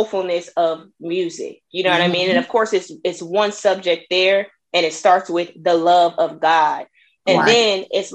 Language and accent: English; Peoria, Illinois, United States; moved away as an adult; now in Dallas, United States; I'm from Illinois, you know, Peoria, Illinois. It's a couple hours south of Chicago